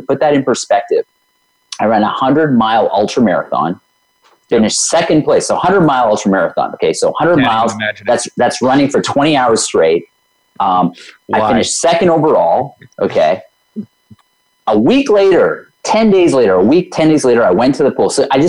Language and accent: English; India; I can't swim. I'm Indian. I had all these stories going of why I can't swim.